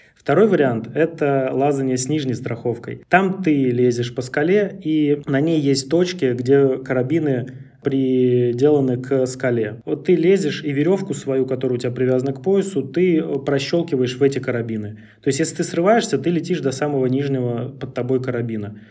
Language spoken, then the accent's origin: Russian; Central Russia, Russia; в нашей центральной части России, например, откуда я родом, Москва, Тверь